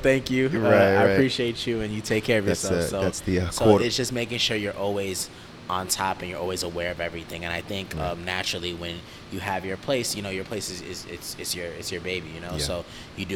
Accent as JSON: {"language": "English", "town": "New York City", "region": "New York", "country": "United States", "said": "I'm in Queens, so we're both from New York"}